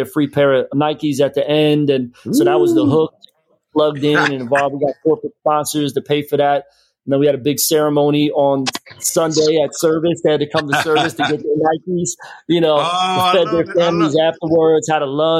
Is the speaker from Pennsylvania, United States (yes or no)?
yes; Philadelphia, Pennsylvania, United States; moved away as an adult; also born or lived in Florida; now in Tampa, United States; I'm from Philly.